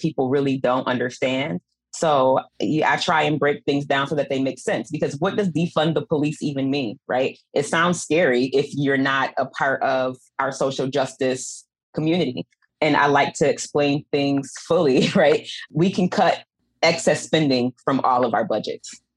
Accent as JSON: {"language": "English", "town": "Buffalo", "region": "New York", "country": "United States", "tie": "born or raised there", "said": "I'm from Buffalo. I grew up here, grew up poor."}